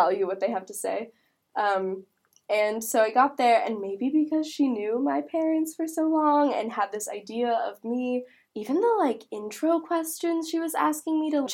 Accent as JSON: {"language": "English", "town": "San Diego", "region": "California", "country": "United States", "also_born_or_lived": "Massachusetts", "moved": "as an adult", "said": "I'm not from here. I'm from San Diego."}